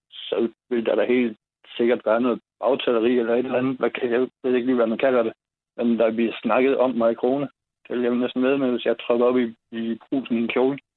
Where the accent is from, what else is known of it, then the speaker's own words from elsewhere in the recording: Ebeltoft, Central Denmark Region, Denmark; now in Klovborg, Denmark; nu kommer jeg selv fra Ebeltoft